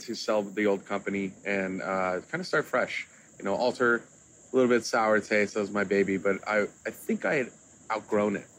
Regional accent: Kansas City, United States; now in Miami, United States; I'm originally from Kansas City, but you know I, am a Miami guy now

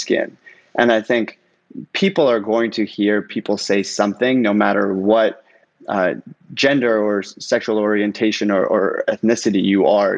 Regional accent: Toronto, Ontario, Canada; moved away as an adult; also born or lived in Iran; now in Los Angeles, United States; my mom, my sister, and I moved to Canada when I was 4 years old as refugees

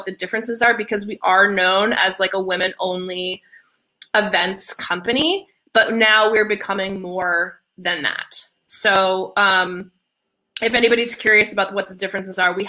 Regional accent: New Jersey, United States; moved away as an adult; also born or lived in Long Island, New York; now in Portland, United States; I was born on Long Island and moved to Jersey when I was 5. So I'm a Jersey girl and I moved out here 6 years ago.

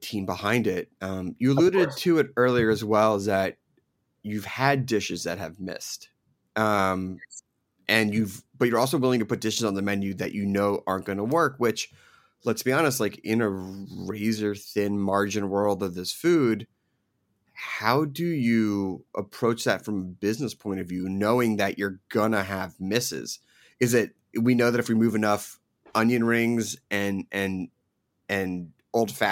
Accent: Philadelphia, Pennsylvania, United States; also born or lived in New Jersey / New York; I grew up in Philadelphia and Jersey, New York.

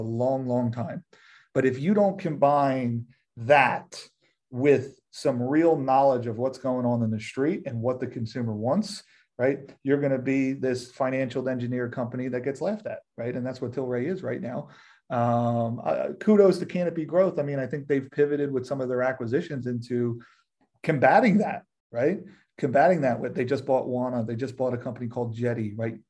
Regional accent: Philadelphia, Pennsylvania, United States; moved away; I'm from Philly

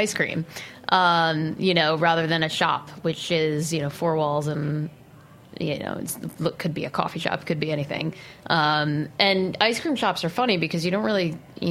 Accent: Shelton, Connecticut, United States; moved away; I grew up in Connecticut. I grew up in Shelton, which is probably equidistant between Fairfield and New Haven.

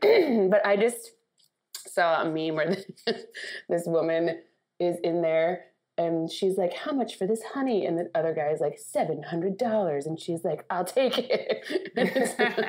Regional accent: Midwest, United States; as a Midwesterner and someone from the suburbs of Long Island

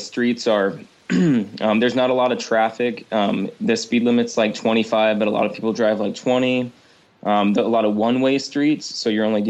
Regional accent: Marysville, Washington, United States; now in Olympia, United States; I come from around Seattle and suburbs of Seattle.

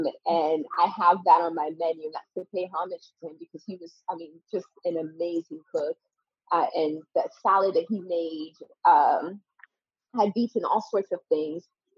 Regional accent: Connecticut, United States; And from that time, I grew up in Connecticut from 10 till about 17 years old. I grew up in Connecticut.

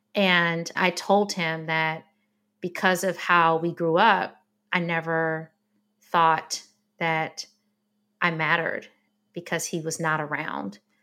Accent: Detroit, Michigan, United States; I grew up in Detroit, Michigan

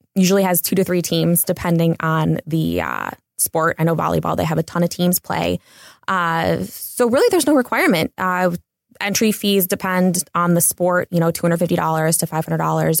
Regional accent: Cleveland, Ohio, United States; also born or lived in Los Angeles; now in Big Bear, United States; I'm originally from Cleveland

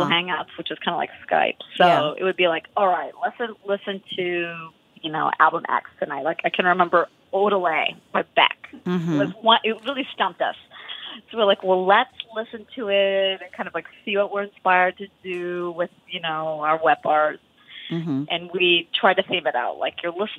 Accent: Wisconsin, United States; moved away; we're both from Wisconsin

